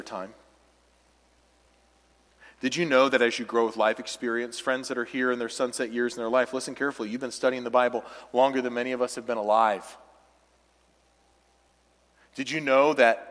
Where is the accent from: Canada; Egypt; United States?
United States; the South; now in Midwest, United States; I grew up in the South